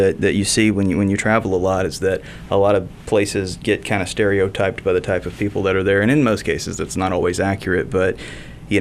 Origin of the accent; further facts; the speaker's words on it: Mobile, Alabama, United States; also born or lived in Pasadena, Texas; I was born in Pasadena and then very quickly transitioned over. So I did grow up here in Mobile specifically.